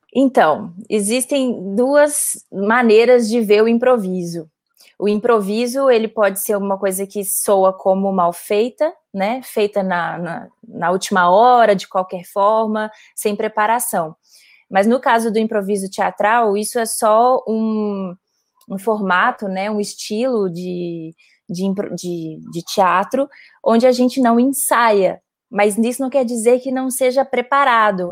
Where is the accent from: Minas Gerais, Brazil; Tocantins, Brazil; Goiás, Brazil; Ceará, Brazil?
Minas Gerais, Brazil; Belo Horizonte; moved away as an adult; now in São Paulo, Brazil; eu sou de Belo Horizonte, é, mas moro em São Paulo há quase nove anos.